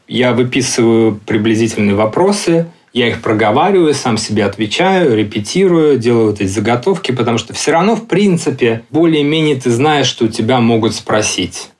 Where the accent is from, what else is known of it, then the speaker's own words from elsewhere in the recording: Russia; moved away as an adult; also born or lived in London; now in Barcelona, Spain; я из России